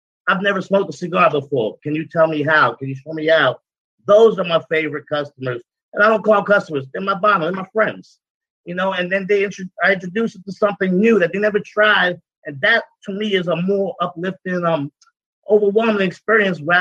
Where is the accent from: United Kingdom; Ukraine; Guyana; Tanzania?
Guyana; moved away; also born or lived in Brooklyn, New York, United States; I'm from Guyana. I was born in South America